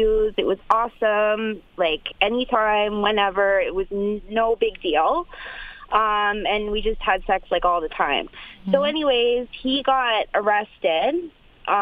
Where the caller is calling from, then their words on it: Canada; I'm calling from Canada